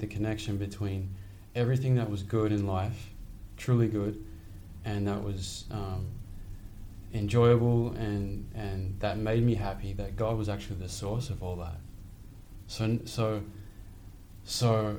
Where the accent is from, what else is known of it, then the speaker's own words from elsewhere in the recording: Sydney, New South Wales, Australia; now in New York, United States; I grew up in Sydney, Australia.